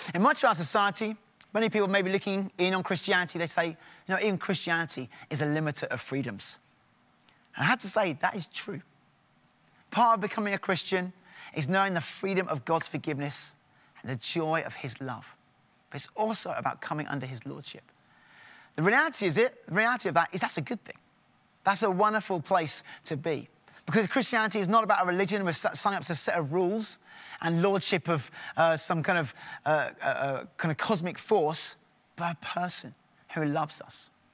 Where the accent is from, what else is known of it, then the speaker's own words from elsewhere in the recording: England, United Kingdom; in my home, we're very English